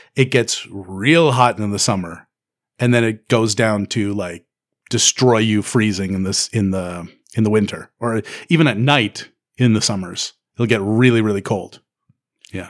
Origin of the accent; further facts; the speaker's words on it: Canada; also born or lived in Newfoundland; I am a Canadian